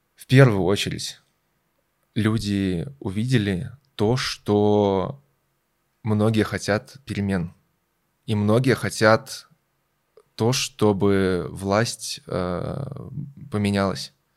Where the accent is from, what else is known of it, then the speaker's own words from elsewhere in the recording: Belarus; moved away as an adult; now in Germany; Я родился и вырос в Беларуси